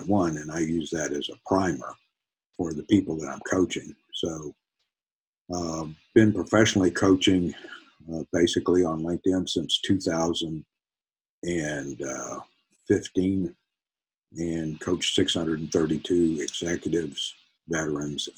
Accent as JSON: {"language": "English", "town": "Los Fresnos", "region": "Texas", "country": "United States", "tie": "born or raised there", "moved": "as an adult", "said": "I grew up on the Mexican border in the Rio Grande Valley. And went to Los Fresnos High School"}